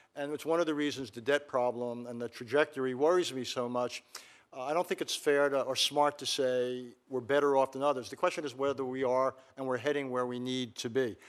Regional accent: United States; as an American citizen

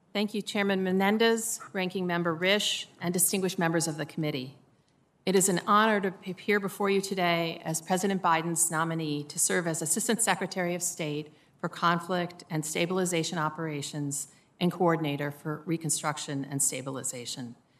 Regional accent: Midwest, United States; Growing up in the Midwest

